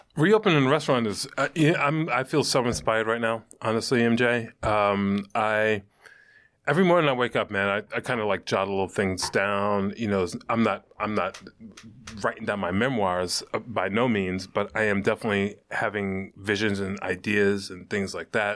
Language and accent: English; New York City, New York, United States; moved away as an adult; now in Western Massachusetts, United States; I'm from Brooklyn